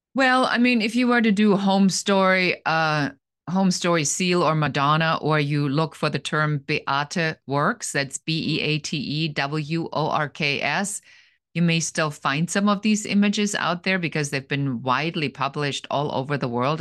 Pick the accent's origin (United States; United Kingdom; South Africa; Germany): Germany; English is a second language; moved away as an adult; Originally, I'm from Germany